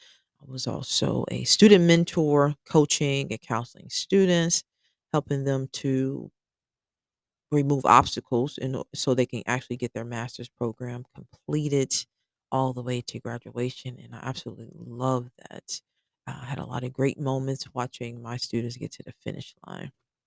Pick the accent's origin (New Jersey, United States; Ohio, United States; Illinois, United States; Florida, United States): Ohio, United States; Cincinnati; now in Georgia, United States; I am originally from Cincinnati, Ohio. We've lived in Georgia for the past 8 years.